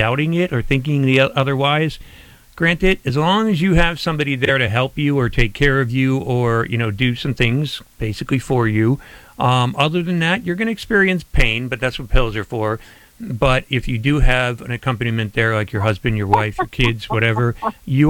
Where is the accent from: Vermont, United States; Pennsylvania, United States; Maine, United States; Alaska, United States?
Pennsylvania, United States; Scranton; moved away as an adult; now in Tampa Bay, United States; growing up in Scranton, Pennsylvania, and all the snow we used to get there